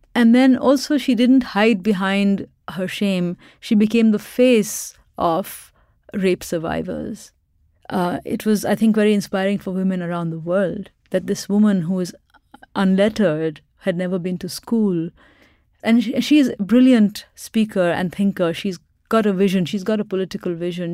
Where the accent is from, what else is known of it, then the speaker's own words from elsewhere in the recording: Pakistan; moved away as an adult; now in Boston, United States; I grew up in Pakistan where we had a lot of military dictatorships